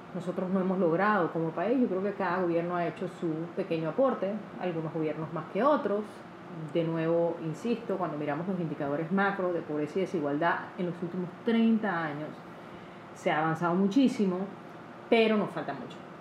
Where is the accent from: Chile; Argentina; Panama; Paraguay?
Panama